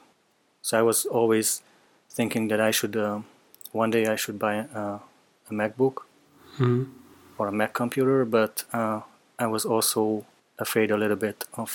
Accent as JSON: {"language": "English", "country": "Hungary", "also_born_or_lived": "Netherlands", "said": "I am from Hungary"}